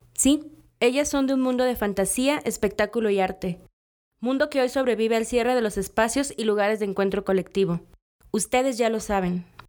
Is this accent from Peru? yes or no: no; Cosoleacaque, Veracruz, Mexico; moved away as an adult; now in Mexico City, Mexico; somos originarios del mismo lugar